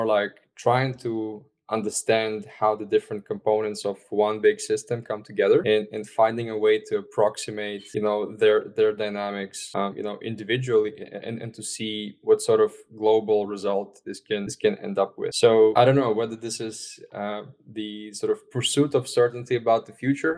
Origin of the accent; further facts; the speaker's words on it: Estonia; I'm originally from Estonia